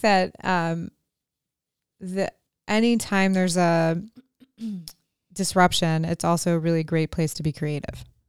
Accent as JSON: {"language": "English", "town": "Cumberland", "region": "Maryland", "country": "United States", "said": "we're from Cumberland"}